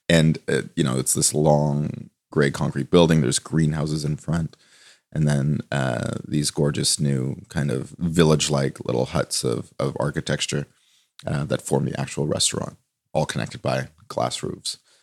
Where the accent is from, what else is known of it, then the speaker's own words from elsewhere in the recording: Toronto, Ontario, Canada; moved away as an adult; also born or lived in Copenhagen; I grew up in Toronto